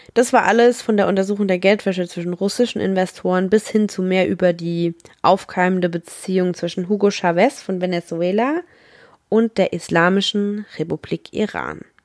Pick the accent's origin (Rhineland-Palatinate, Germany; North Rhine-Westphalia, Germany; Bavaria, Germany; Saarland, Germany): Rhineland-Palatinate, Germany; ich komme aus der Pfalz